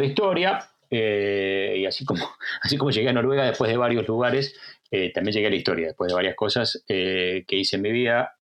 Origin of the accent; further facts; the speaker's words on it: Argentina; moved away as an adult; also born or lived in United States; now in Bergen, Norway; nací en Argentina, soy argentino y trabajo mucho en Argentina